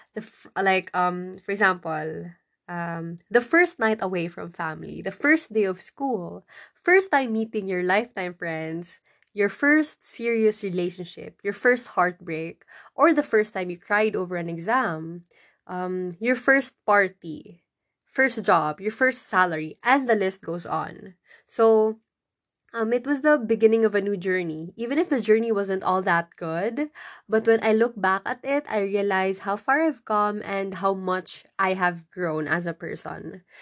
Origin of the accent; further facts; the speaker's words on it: Philippines; I went back to my hometown